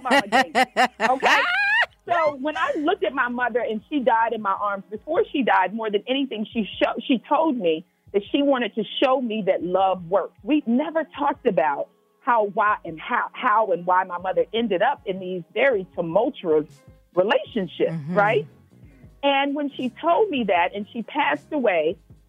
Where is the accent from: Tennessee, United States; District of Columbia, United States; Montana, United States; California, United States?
Tennessee, United States; Memphis; I'm from Memphis